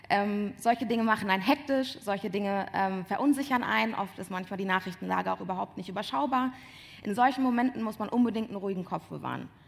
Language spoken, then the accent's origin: German; Bonn, North Rhine-Westphalia, Germany; also born or lived in Siegburg; ich komme nicht aus Köln, sondern ich komme aus dem Rheinland. Ähm, ich bin in, Bonn geboren, in Siegburg geboren, in Bonn aufgewachsen